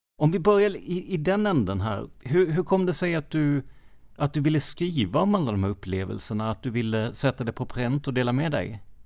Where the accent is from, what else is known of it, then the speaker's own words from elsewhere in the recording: Rödeby, Blekinge, Sweden; Jag är uppväxt i Rödeby